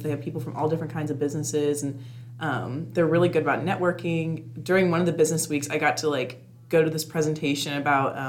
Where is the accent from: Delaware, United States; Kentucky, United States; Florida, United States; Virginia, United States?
Kentucky, United States; Louisville; I'm from Louisville